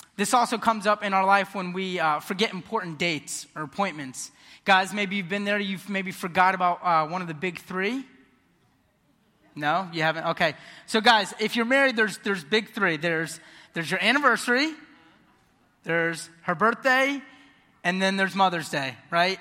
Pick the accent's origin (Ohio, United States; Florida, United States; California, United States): Florida, United States; Ocala; I was born and raised here in Ocala.